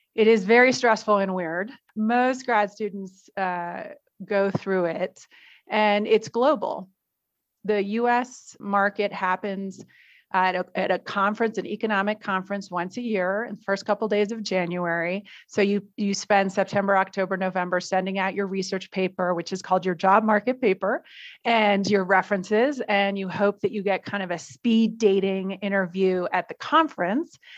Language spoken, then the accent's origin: English; United States; moved away as an adult; also born or lived in New York City; now in Mexico; as an American